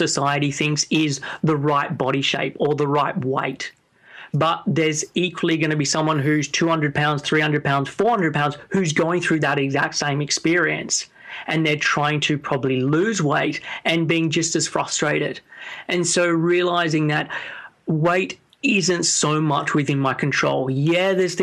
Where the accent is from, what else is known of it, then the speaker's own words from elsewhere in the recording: Sydney, New South Wales, Australia; moved away as an adult; now in London, United Kingdom; I'm originally from Sydney, and I moved over to the UK when I was in 21.